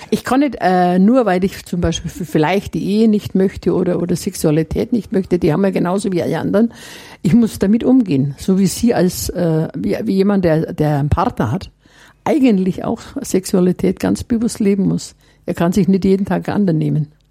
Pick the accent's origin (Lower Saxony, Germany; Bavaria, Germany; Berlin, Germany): Bavaria, Germany; Herrieden; bei uns zu Hause in Herrieden, Mittelfranken, gab es keine weiterführende